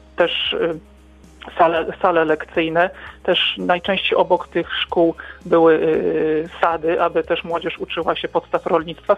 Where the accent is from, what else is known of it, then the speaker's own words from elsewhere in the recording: Wrocław, Lower Silesian Voivodeship, Poland; pochodzimy z Wrocławia, z tych terenów